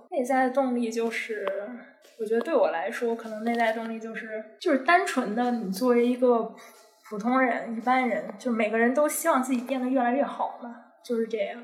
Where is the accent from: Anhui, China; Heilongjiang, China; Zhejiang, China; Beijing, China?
Beijing, China; moved away as an adult; now in Hong Kong; 像我是北京人